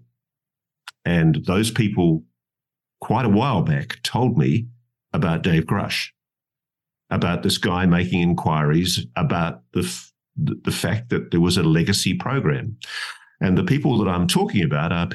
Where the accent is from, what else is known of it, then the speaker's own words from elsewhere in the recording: Australia; being an Australian